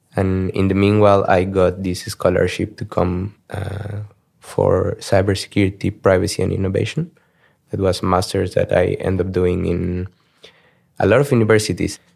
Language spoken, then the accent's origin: English; Mexico City, Mexico; moved away as an adult; also born or lived in Germany / Sweden / Poland / Singapore; now in Amsterdam, Netherlands; I grew up in Mexico. Uh, so twenty-one years of my life I spent them in Mexico City.